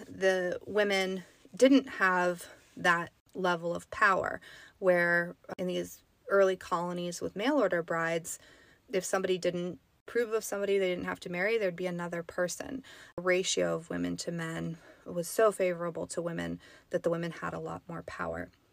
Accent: the Sierra, California, United States; I grew up in the Sierra. I grew up, um, near some pretty famous mining towns

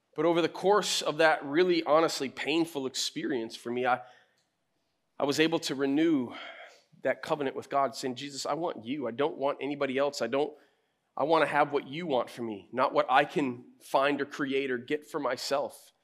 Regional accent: United States; I'm American too

